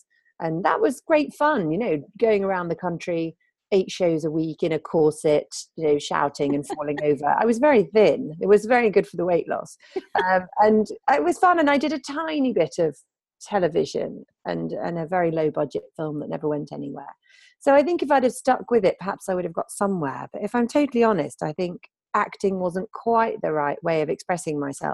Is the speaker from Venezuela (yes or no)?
no; Sheffield, Yorkshire and the Humber, United Kingdom; accent: posh northern; moved away; also born or lived in Devon / London; I decided to move to Devon, which is where I was born, although I was brought up in Sheffield, hence my clearly northern accent.